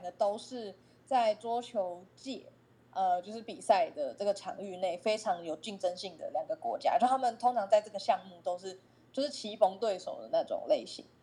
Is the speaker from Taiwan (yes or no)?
yes; Taiwan; 身为台湾人